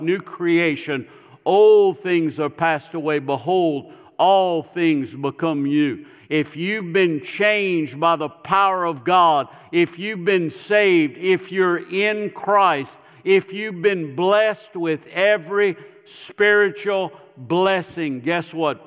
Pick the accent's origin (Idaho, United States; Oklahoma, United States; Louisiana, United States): Louisiana, United States; Ville Platte; moved away as an adult; now in Tennessee, United States; I was raised in Ville Platte.